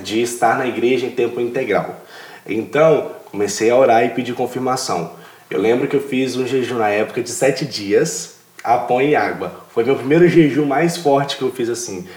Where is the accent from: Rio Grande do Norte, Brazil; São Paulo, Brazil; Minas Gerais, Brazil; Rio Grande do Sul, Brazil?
Minas Gerais, Brazil; Ipatinga; moved away as an adult; also born or lived in Vila Velha, Espírito Santo; sou de Minas Gerais, da cidade de Patinga